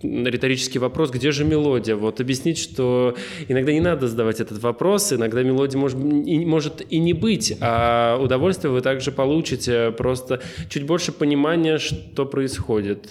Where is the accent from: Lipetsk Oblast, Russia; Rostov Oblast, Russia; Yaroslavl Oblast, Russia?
Lipetsk Oblast, Russia; Lipetsk; moved away; я из Липецка